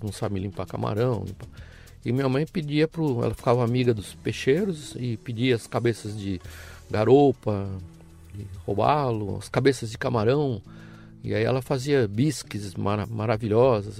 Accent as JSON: {"language": "Portuguese", "region": "São Paulo", "country": "Brazil", "tie": "born or raised there", "also_born_or_lived": "Paraty", "said": "Eu nasci em São Paulo, é. morei muitos anos em, em Paraty, hoje tenho meus negócios lá"}